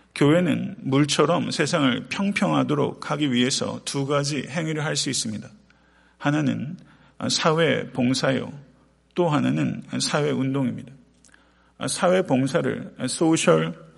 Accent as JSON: {"language": "Korean", "country": "South Korea", "moved": "yes", "lives_now": "United States", "said": "태평양을 건너서 미국에 살고 있는 우리로서 고국과 사랑하는 조국과 일정 정도의 거리를 떨어져 있는 우리로서"}